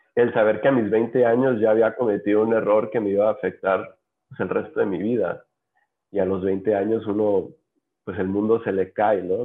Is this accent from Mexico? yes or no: yes; Los Cabos, Baja California Sur, Mexico; en Los Cabos, que es de donde soy originario